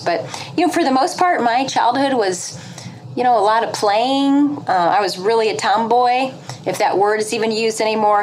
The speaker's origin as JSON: {"language": "English", "town": "St. Louis", "region": "Missouri", "country": "United States", "tie": "born or raised there", "moved": "yes", "lives_now": "Philadelphia, United States", "said": "I'm from the Midwest, though. a St. Louis girl at heart. I'm transplanted to the East Coast"}